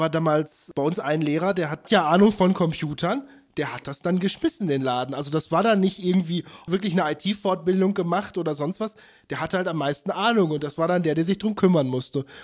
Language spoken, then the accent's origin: German; North Rhine-Westphalia, Germany; ich komme aus dem Ruhrgebiet und äh, da gab es dann auch die Frage, ich habe in Bochum studiert